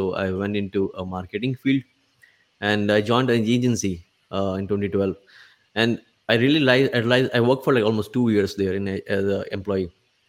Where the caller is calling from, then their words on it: India; It's from India.